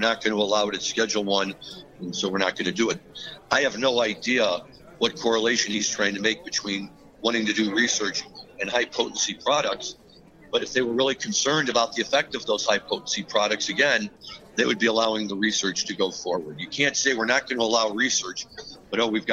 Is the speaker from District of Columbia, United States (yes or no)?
no; Missouri, United States; my home state